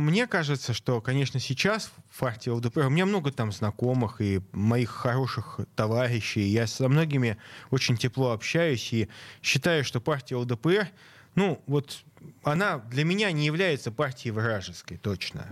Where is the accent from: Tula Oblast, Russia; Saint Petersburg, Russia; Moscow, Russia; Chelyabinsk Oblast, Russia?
Saint Petersburg, Russia; я как петербуржец